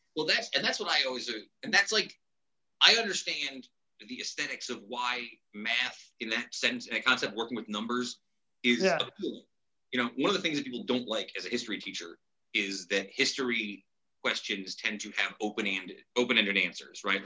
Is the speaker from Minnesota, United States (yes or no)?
no; Utica, New York, United States; I'm from Utica.